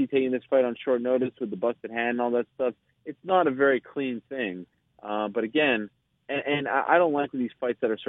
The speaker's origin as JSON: {"language": "English", "country": "Canada", "said": "I'm Canadian"}